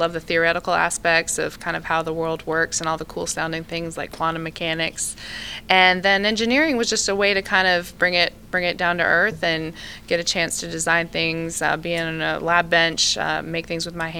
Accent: Eastern North Carolina, United States; moved away as an adult; also born or lived in Grand Rapids, Michigan; I was actually born in Western Michigan, in Grand Rapids, Michigan, and I grew up in Eastern North Carolina

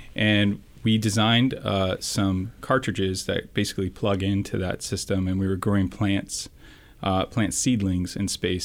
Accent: San Francisco Bay Area, California, United States; I'm local from the Bay Area

